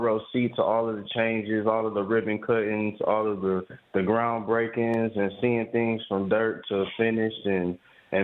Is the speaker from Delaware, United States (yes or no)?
no; Detroit, Michigan, United States; I'm born and raised in Detroit